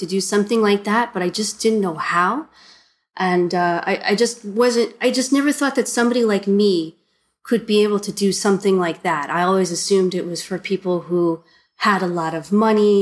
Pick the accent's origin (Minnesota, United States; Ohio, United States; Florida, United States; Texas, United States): Ohio, United States; moved away as an adult; now in China; My home state's Ohio. Mm-hmm. And I left when I was 18